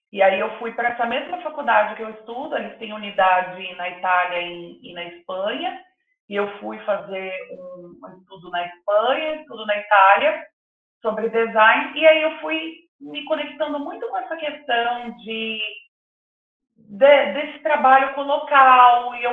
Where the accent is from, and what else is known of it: Mato Grosso do Sul, Brazil; also born or lived in Italy / Spain